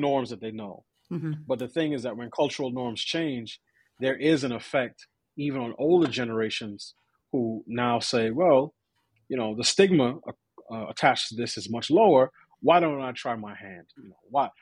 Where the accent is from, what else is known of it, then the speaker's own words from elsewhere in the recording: New York, United States; I grew up in New York, I went to, you know, five different schools between K through 12